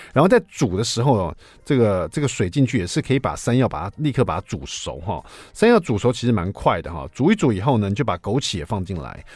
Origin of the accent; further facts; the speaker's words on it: Taiwan; 可能是我们台湾人最爱的这个香辛香料的香味了。